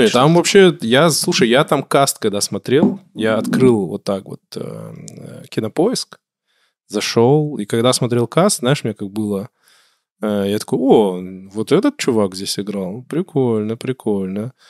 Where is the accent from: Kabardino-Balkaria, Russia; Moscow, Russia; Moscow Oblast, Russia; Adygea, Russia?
Kabardino-Balkaria, Russia; я люблю свой край, я позиционирую себя, я кабардинец, я там адык, черкес